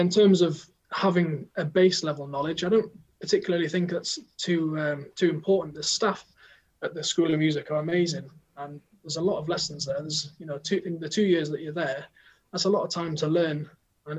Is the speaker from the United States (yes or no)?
no; the North East, North East England, United Kingdom; moved away as an adult; also born or lived in Cardiff; I'm from the Northeast